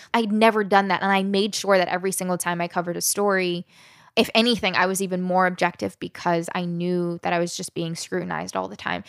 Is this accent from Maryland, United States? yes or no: yes; Southern Maryland, United States; also born or lived in West Virginia / Alabama; I was born in West Virginia, spent time living in Alabama, and grew up in Southern Maryland